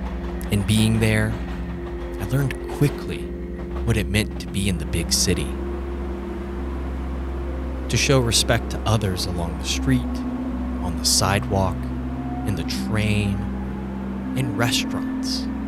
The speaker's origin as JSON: {"language": "English", "region": "Alabama", "country": "United States", "tie": "born or raised there", "said": "In fact, growing up, I grew up just outside of Huntsville, Alabama. And that was the biggest city that I knew."}